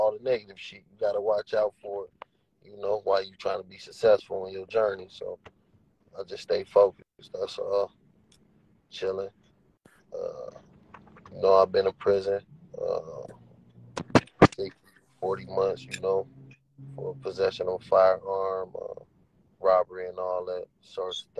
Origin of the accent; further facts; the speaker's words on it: Minneapolis, Minnesota, United States; I'm from Northside, Minneapolis, Minnesota